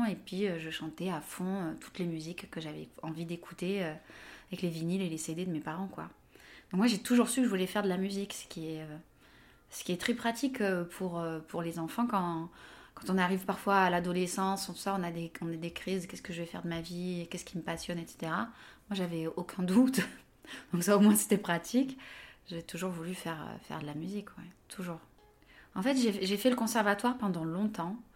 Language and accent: French; Avignon, Provence-Alpes-Côte d'Azur, France; now in Le Pré-Saint-Gervais, France; j'ai 36 ans, je suis originaire d'Avignon, dans le sud de la France. Euh, j'habite au Pré-Saint-Gervais, à côté de Paris.